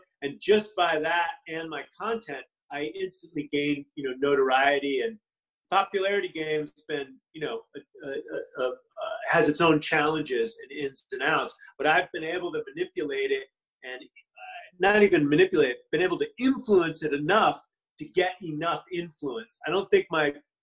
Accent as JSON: {"language": "English", "country": "United States", "also_born_or_lived": "Los Angeles", "said": "that's my right as an American."}